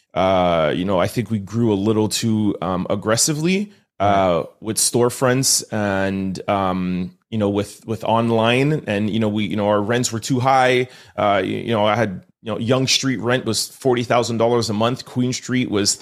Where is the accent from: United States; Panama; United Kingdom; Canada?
Canada; Montreal, Quebec; I'm born and raised in Montreal